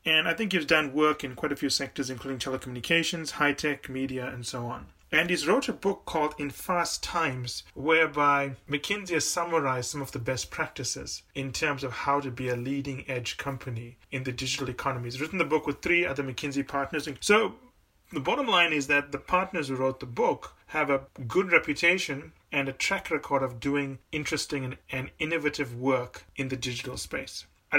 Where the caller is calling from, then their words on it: Los Angeles, California, United States; and I'm calling in from Los Angeles, where it's very warm.